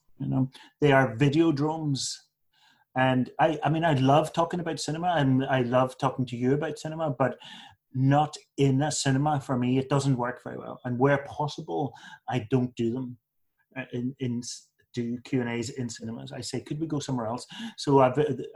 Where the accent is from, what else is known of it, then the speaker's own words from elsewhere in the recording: Northern Ireland, United Kingdom; also born or lived in England; I was born in England, but we only lived there for 2 months, and so my whole everything of my upbringing was Northern Ireland